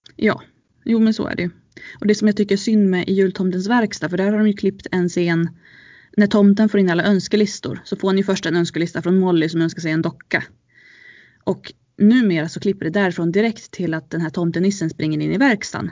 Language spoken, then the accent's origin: Swedish; Ludvika, Dalarna County, Sweden; jag är uppvuxen i Ludvika med mina föräldrar från Sollefteå